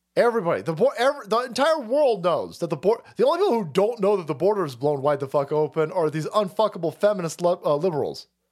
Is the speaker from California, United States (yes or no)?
yes; California, United States; As a Californian